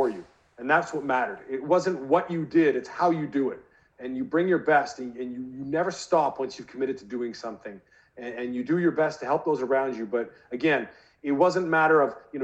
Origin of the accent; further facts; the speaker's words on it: British Columbia, Canada; the BC Lions, my hometown team